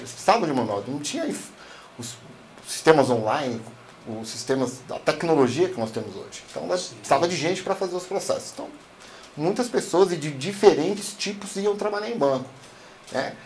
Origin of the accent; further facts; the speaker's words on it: São Paulo, Brazil; sou lá da Zona Sul de São Paulo, cara sou lá da, da Zona Sul, sou lá da Vila Santa Catarina